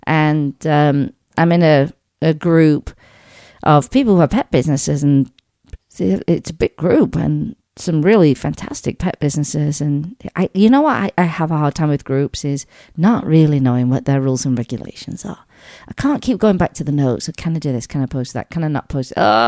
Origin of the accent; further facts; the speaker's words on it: England, United Kingdom; One of them from where I grew up back home in England is out there.